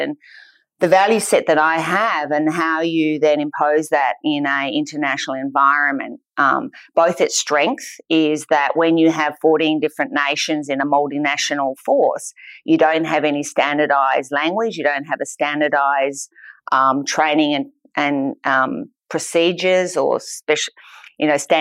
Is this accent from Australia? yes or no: yes; Australia; I am an Australian